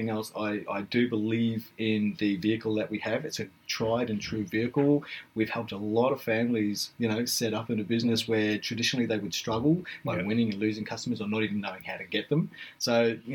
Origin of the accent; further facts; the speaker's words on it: Blenheim, Marlborough, New Zealand; now in Australia; I'm actually a Kiwi. You know, I was born in Blenheim in New Zealand.